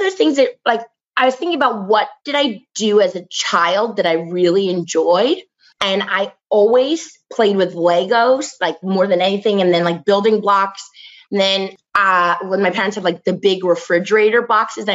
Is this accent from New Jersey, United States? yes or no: yes; New Jersey, United States; moved away as an adult; growing up in New Jersey